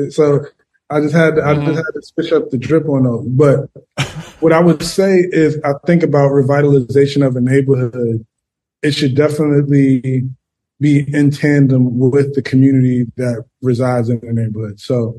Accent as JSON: {"language": "English", "town": "New York City", "region": "New York", "country": "United States", "tie": "born or raised there", "also_born_or_lived": "Queens / Brooklyn / West Village", "said": "Born and bred in the Bronx."}